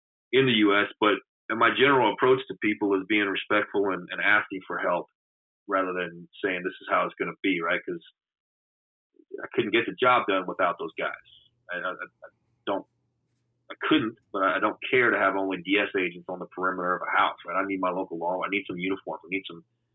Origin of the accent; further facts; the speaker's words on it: Louisiana, United States; moved away as an adult; also born or lived in Houston; I have all my family there